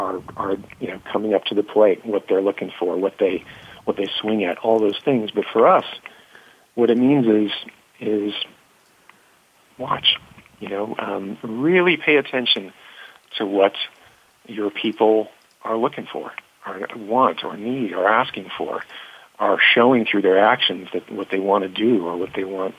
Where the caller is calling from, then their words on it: New York City, New York, United States; I'm actually talking from Hudson Yards in New York City. That's where our offices mm-hmm. are.